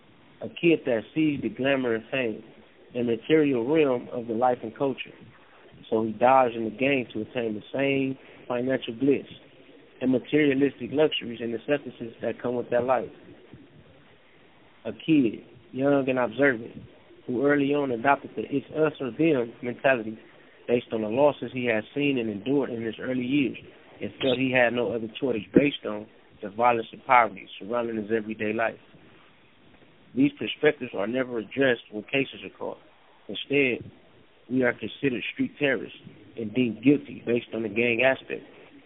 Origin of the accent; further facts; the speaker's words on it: Compton, California, United States; Growing up in Compton, it's easy to dive into the culture that's embedded in everyday life.